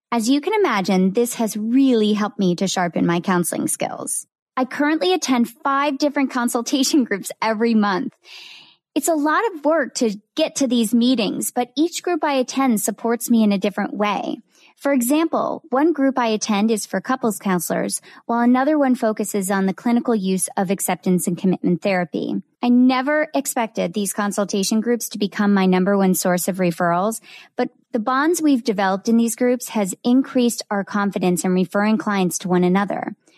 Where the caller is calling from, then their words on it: Tampa, Florida, United States; I am joining you from Tampa, Florida